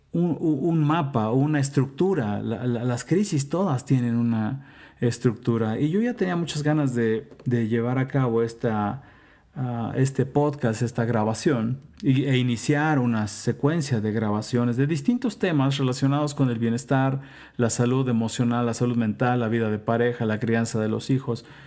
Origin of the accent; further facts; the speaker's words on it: Mexico; moved away; also born or lived in United States / Mexico City; soy mexicano, vivo en la Ciudad de México